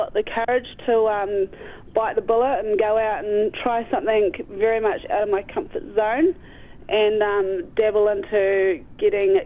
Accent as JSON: {"language": "English", "area": "Maniototo, Paerau Valley, Lammermoor", "region": "Otago", "country": "New Zealand", "tie": "born or raised there", "also_born_or_lived": "Dunedin", "said": "I grew up in the Maniatoto, up in the Pairau Valley, best known as the Sticks, at Lammermoor with my parents and two younger brothers"}